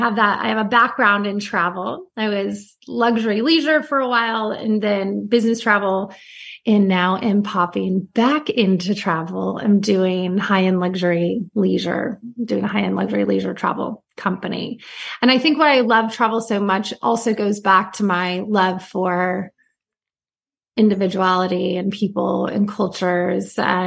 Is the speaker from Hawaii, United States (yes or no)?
no; Santa Cruz, California, United States; now in Newport Beach, United States; I am a California girl through and through, and that I grew up on the Monterey Bay in like Santa Cruz and surfing. And now I live in Newport Beach, which is also on the water.